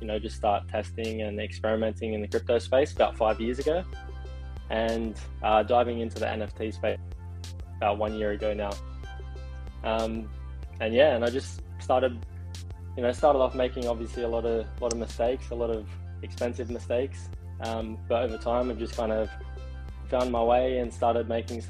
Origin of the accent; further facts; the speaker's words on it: Sydney, New South Wales, Australia; now in Gold Coast, Australia; I'm originally from Sydney, Australia, and currently living in the Gold Coast